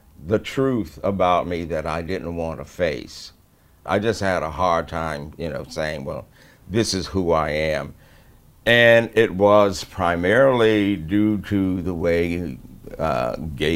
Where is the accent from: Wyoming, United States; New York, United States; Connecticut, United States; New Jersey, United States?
Connecticut, United States; Hartford; I was born in Hartford, February 22nd, 1941